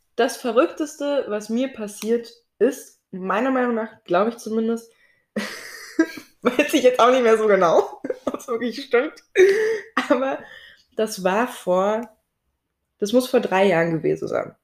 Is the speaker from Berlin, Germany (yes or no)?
yes; Berlin, Germany; ich wurde hier in Berlin geboren und habe auch Berlin tatsächlich, glaube ich, nie verlassen